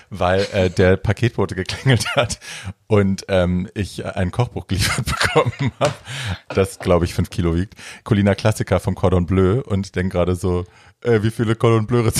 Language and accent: German; Hesse, Germany; ich komme ja aus, aus der Nähe von Frankfurt, also es ist ja nicht so weit dann.